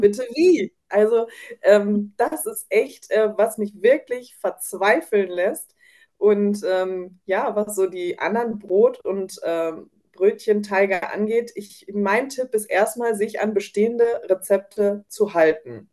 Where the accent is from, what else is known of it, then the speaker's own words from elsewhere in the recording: North Rhine-Westphalia, Germany; ich komme aus Nordrhein-Westfalen